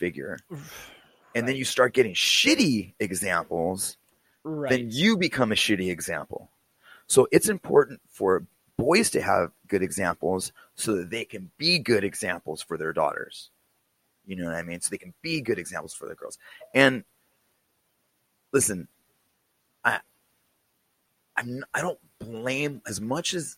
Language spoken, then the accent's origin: English; California, United States; I grew up in California